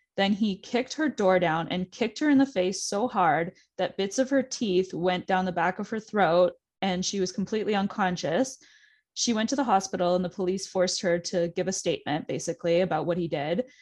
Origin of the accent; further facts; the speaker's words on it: Pickering, Ontario, Canada; I'm from Pickering, Ontario